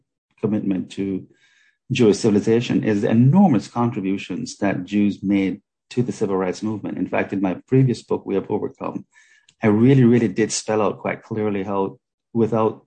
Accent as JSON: {"language": "English", "country": "Jamaica", "tie": "born or raised there", "said": "I grew up in Jamaica, and my grandmother's father was a Sephardic Jew"}